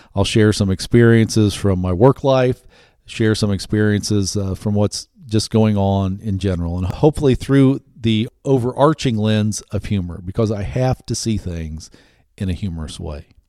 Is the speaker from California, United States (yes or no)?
no; Ohio, United States; I grew up in the Midwest, grew up in Ohio